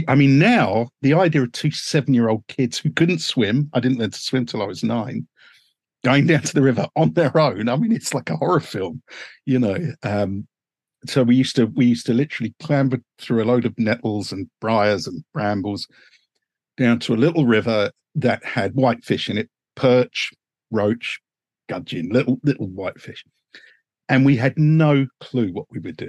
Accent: Uxbridge, London, United Kingdom; I was born in a humdrum little suburb called Uxbridge, which is about 10 miles north of Heathrow Airport.

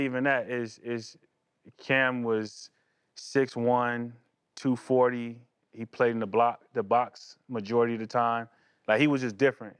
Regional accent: California, United States; growing up in California

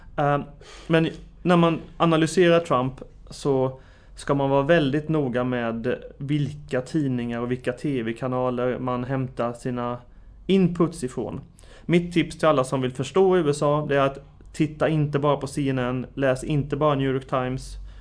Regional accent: Sweden; som svensk analytiker

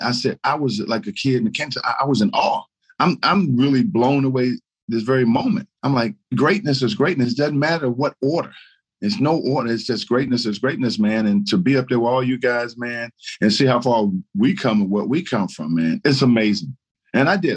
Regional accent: Baltimore, Maryland, United States; also born or lived in Paris, France / Washington, North Carolina; we moved to Baltimore, Maryland, where I grew up.

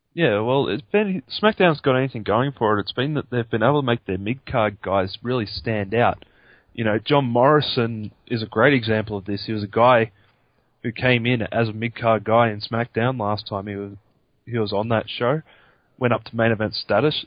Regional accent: Australia; myself being an Australian

